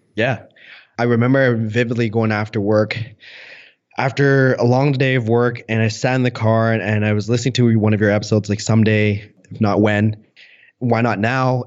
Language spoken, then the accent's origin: English; Canada; I was born and raised in Canada